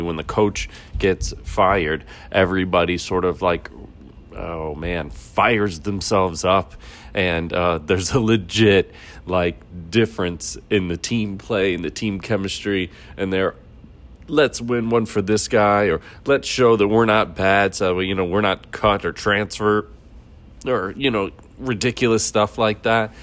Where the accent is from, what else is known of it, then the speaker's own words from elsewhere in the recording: Midwest, United States; I'm from the Midwest.